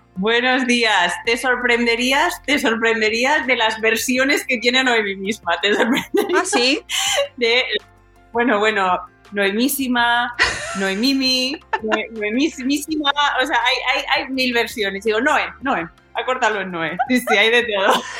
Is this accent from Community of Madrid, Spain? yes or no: yes; Alcalá de Henares, Community of Madrid, Spain; now in Madrid, Spain; yo soy de Alcalá de Henares de toda la vida. Yo estudié allí, me crié allí en un barrio